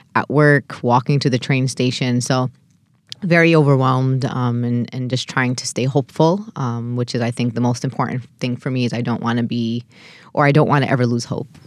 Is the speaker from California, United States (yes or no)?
no; New York City, New York, United States; As an American born and raised in Brooklyn